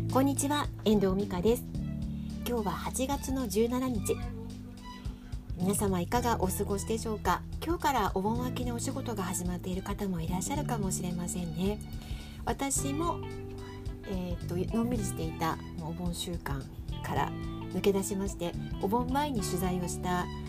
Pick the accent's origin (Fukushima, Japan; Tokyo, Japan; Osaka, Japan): Tokyo, Japan; moved away as an adult; now in Sapporo, Japan; まさか東京育ちの私が札幌で、まあ、結婚を機会にねこちらに来るとは思ってもいなかった